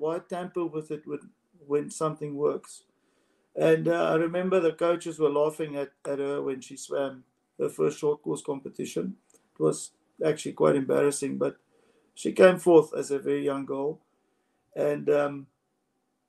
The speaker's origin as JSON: {"language": "English", "country": "South Africa", "said": "in South Africa, we push our goals"}